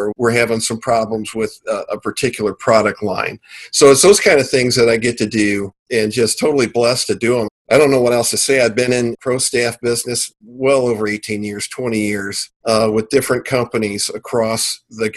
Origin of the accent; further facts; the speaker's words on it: St. Louis, Missouri, United States; also born or lived in Kentucky; I grew up fishing in Kentucky, mostly with my grandpa. And then as I got older, living in the Missouri and St. Louis area